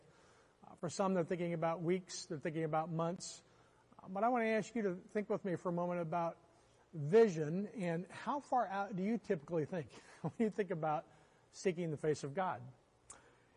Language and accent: English; Oklahoma, United States; I grew up in Oklahoma